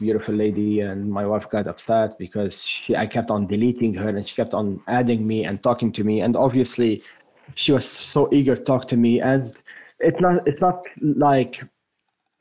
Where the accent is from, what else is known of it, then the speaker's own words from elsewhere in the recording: France; accent: French; first language French; English is a second language; moved away as an adult; now in United States; I grew up for the first 18 years of my life in France